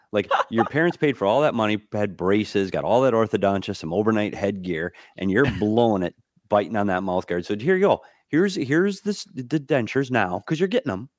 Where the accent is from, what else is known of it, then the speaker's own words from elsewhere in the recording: Minnesota, United States; moved away; growing up in Minnesota